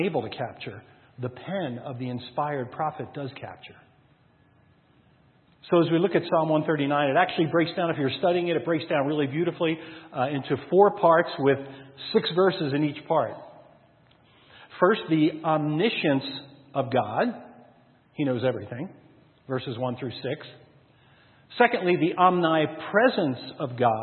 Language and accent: English; New Jersey, United States; now in Colorado, United States; Back in New Jersey, where I'm my home state, where I grew up